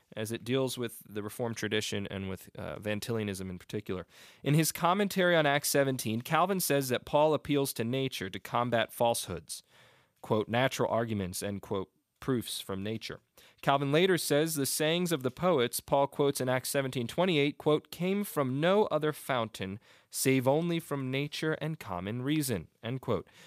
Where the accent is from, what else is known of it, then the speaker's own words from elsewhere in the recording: Upper Darby, Pennsylvania, United States; I grew up in Upper Darby